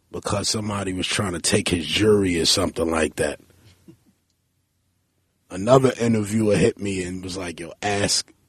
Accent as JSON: {"language": "English", "region": "New York", "country": "United States", "said": "I'm from Alabama Avenue between New Lots and Hegeman. Um, it was nothing but lots on my block and about eight houses."}